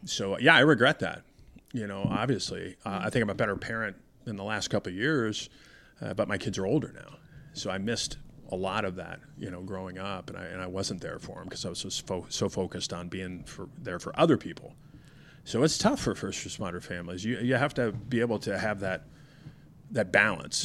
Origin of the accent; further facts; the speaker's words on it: Denver, Colorado, United States; I grew up in Denver